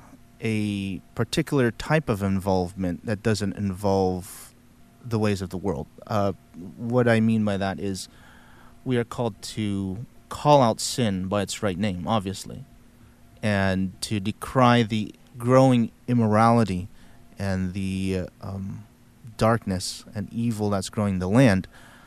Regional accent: the Bible Belt, United States; Maybe it's because I was born and raised in the Bible Belt.

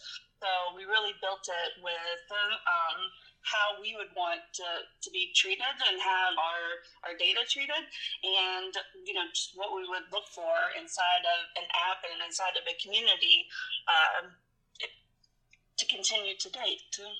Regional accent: the South, United States; I grew up in the South.

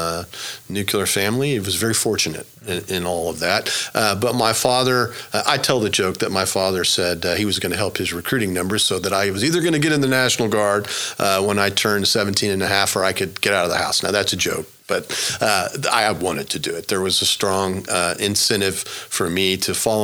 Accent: Broken Arrow, Oklahoma, United States; also born or lived in Florida / Silicon Valley; I grew up in Oklahoma. I'm a native born and raised here in Oklahoma. I grew up in Broken Arrow

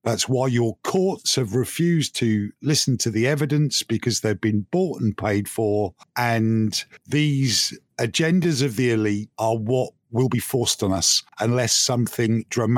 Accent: United Kingdom; You know, I'm a Brit, and I shouldn't be concerned.

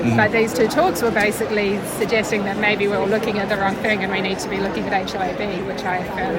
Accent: Australia; I'm from Australia.

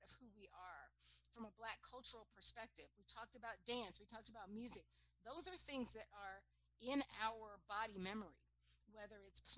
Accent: New York City, New York, United States; proud to be a Harlem girl

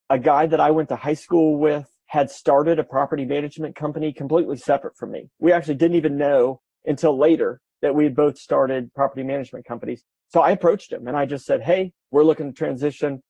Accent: Kansas City, United States; grew up in Kansas City. I lived 10 minutes from the house I grew up in.

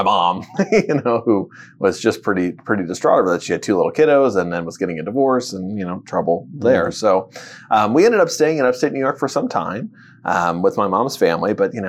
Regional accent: Würzburg, Bavaria, Germany; born there; Well, I was born in Würzburg, Germany, to two military parents.

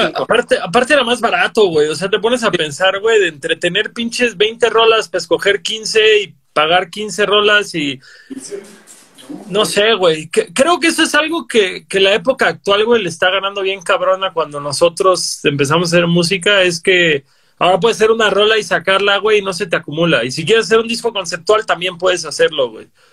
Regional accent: Cancún, Quintana Roo, Mexico; Yo soy de Cancún

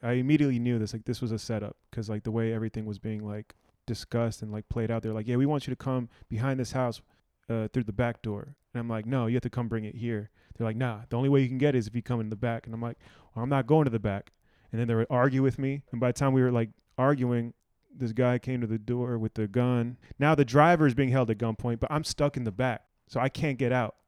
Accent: Silver Spring, Maryland, United States; growing up in Silver Spring

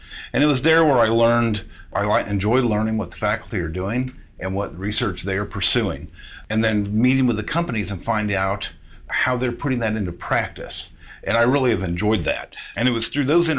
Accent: Illinois, United States; moved away as an adult; also born or lived in San Diego, California; now in Indiana, United States; I grew up in Illinois, I graduated high school and moved to San Diego, California.

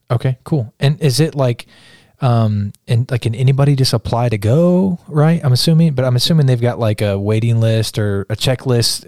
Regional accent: Kansas, United States; moved away; I grew up in Kansas

